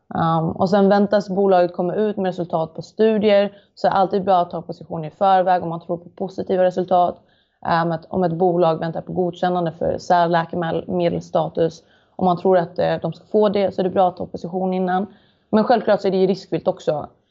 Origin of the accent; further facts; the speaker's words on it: Malmö, Skåne, Sweden; Jag är född och uppvuxen i Malmö